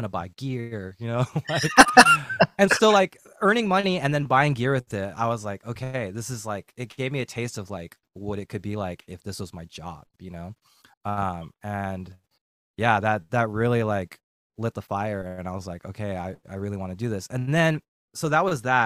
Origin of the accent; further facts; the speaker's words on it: Bay Area, California, United States; moved away as an adult; also born or lived in San Jose; now in San Diego, United States; I grew up in the Bay Area.